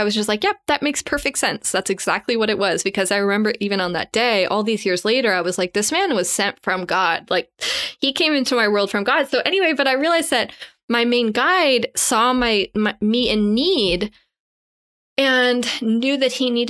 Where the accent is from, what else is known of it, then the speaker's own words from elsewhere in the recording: Canada; I'm Canadian